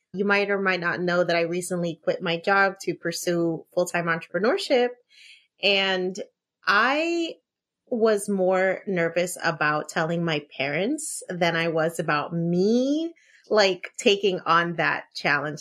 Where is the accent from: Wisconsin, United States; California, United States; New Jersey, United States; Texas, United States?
New Jersey, United States; Elizabeth; I grew up in Elizabeth, too